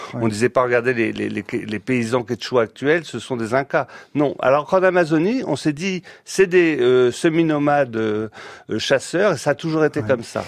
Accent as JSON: {"language": "French", "region": "Brittany", "country": "France", "said": "quand on est breton"}